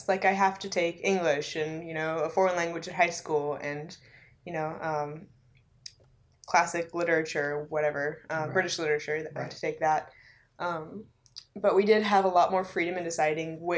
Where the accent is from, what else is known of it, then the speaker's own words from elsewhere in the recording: Rocky Mount, North Carolina, United States; I'm from Rocky Mount, North Carolina